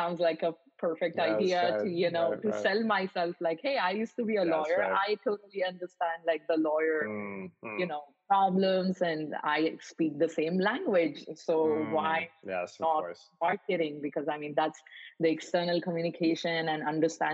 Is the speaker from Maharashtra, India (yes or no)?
yes; Mumbai, Maharashtra, India; moved away; also born or lived in Paris; I grew up in Mumbai in India